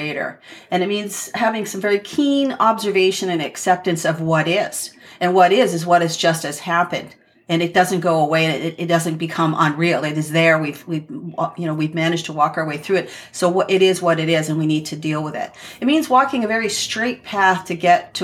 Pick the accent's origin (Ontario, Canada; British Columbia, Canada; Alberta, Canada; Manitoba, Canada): Ontario, Canada; southern central; I'm from the Chippewas of Georgina Island First Nation, which is in southern central Ontario